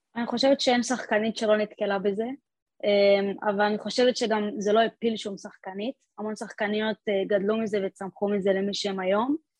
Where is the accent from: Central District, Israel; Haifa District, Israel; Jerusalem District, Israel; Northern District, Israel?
Central District, Israel; Talmon; moved away as an adult; now in Split, Croatia; לקבוצת בנים במושב שלי